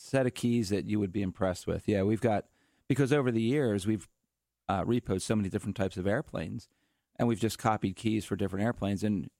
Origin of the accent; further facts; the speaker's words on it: Philadelphia, Pennsylvania, United States; We're from Philadelphia.